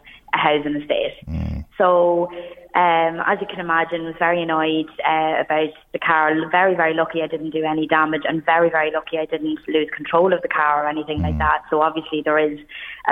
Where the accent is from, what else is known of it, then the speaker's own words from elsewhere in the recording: Ireland; I was in RD, my hometown, on Saturday night